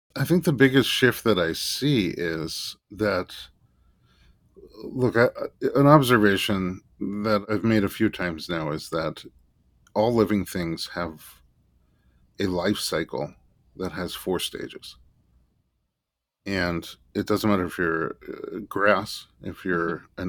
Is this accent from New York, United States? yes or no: yes; New York City, New York, United States; I was born in Staten Island, New York